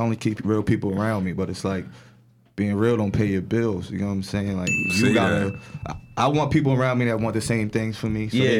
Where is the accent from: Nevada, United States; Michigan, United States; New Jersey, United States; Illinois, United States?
New Jersey, United States; New Brunswick; I'm from the 9, man. New Brunswick, New Jersey, man.